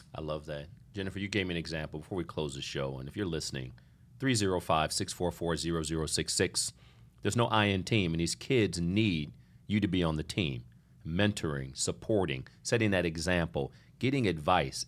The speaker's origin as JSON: {"language": "English", "town": "Lincoln", "region": "Nebraska", "country": "United States", "tie": "born or raised there", "said": "I was born in Lincoln, Nebraska"}